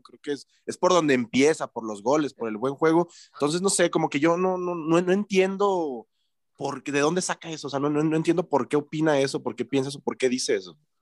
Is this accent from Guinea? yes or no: no; Mexico; uno como aficionado mexicano ha perdido el arraigo